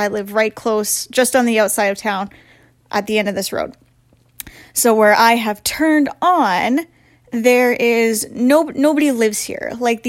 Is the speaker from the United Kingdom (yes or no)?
no; Portage la Prairie, Manitoba, Canada; I'm from Portage la Prairie in Manitoba